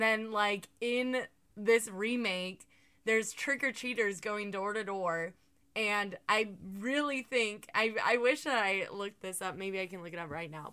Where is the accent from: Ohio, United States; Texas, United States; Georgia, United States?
Georgia, United States; moved away; the booty state where I come from